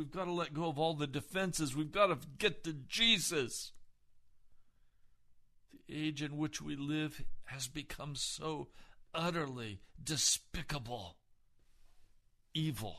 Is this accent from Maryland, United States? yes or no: no; Denver, Colorado, United States; I was born in Denver. I'm from Colorado